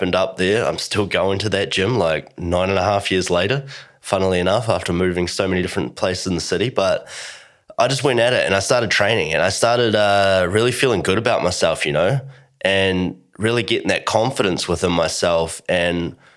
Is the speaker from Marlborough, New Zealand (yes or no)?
yes; Blenheim, Marlborough, New Zealand; moved away as an adult; now in Australia; I moved to Australia, so growing up in New Zealand, really small town, you know, there's not a lot going on, but it was cool. It was a really nice place, beautiful part of the world. And that is Blenheim, New Zealand